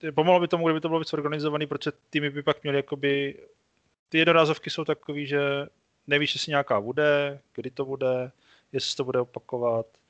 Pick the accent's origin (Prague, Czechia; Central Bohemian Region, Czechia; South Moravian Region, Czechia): South Moravian Region, Czechia; Brno; jsem z Brna